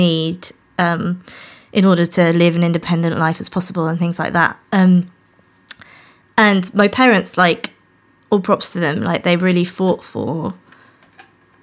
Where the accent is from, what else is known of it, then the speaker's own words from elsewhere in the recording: rural Norfolk, East of England, United Kingdom; now in London, United Kingdom; I was born in London, just round the corner, but grew up in very rural Norfolk